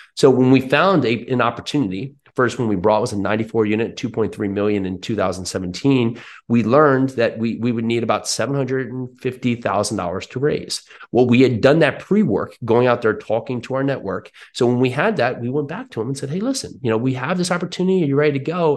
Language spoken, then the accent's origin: English; New Jersey, United States; now in Tennessee, United States; I'm in now Tennessee, but I grew up in New Jersey